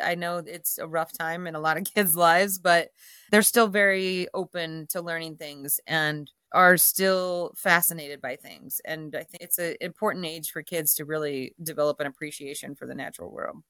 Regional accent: Dayton, Ohio, United States; moved away as an adult; now in Jackson Hole, United States; I am a Midwesterner from Ohio, Dayton area, and grew up there, you know, very much suburbia, uh, in a, in a small suburb outside of Dayton

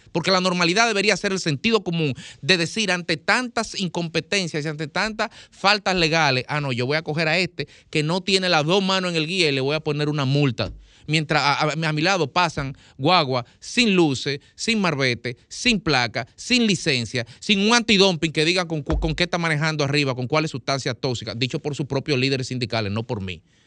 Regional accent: Dominican Republic; yo vivo aquí, yo soy ciudadano de la República Dominicana, no lo soy de otro lado

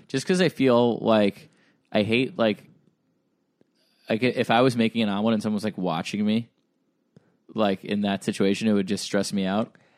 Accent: Hauppauge, New York, United States; moved away; they have one near my hometown. They have one in Hop Hog

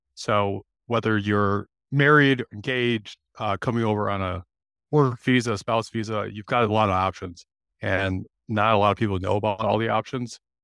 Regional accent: Illinois, United States; I'm from Illinois, I'm here in Chicago

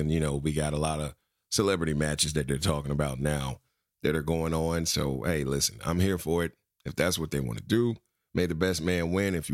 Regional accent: Florida, United States; I'm from the Sunshine State.

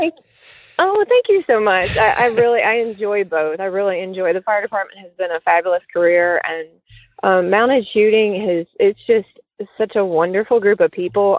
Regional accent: Cincinnati, Ohio, United States; I grew up in Cincinnati

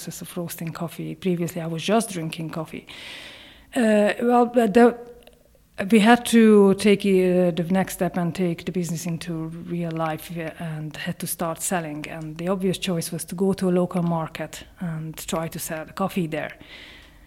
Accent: Hungary; English is a second language; moved away as an adult; also born or lived in Ireland; now in County Leitrim, Ireland; I'm Hungarian. I moved to Ireland in 2004

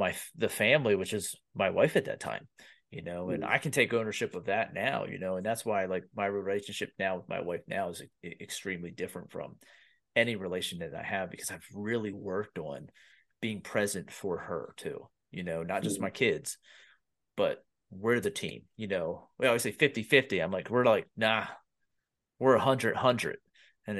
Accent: Pennsylvania, United States; I grew up in Pennsylvania

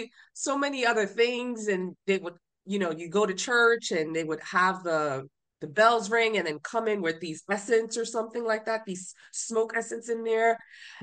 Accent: Honduras; I'm from Honduras, so we practice another type of religion.

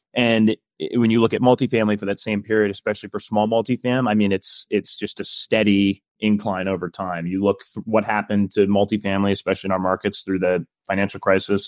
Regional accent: Midwest, United States; I'm from the Midwest

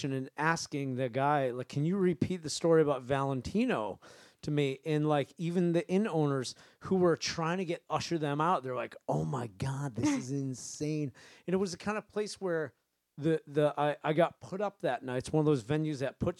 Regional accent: Maine, United States; I grew up in Maine, and my dad's a jazz piano player

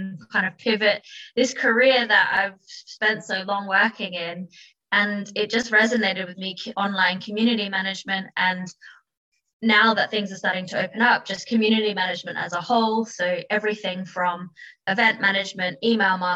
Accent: Adelaide, South Australia, Australia; moved away as an adult; also born or lived in London; I was actually born and raised in Adelaide, Australia, where I spent most of my time before I moved to London

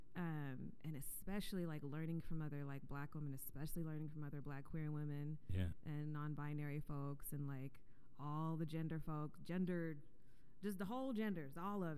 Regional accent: Columbia, Louisiana, United States; also born or lived in Yokosuka, Japan / New Orleans; we moved from Yokosuka to Columbia, Louisiana, and moved in with my grandma

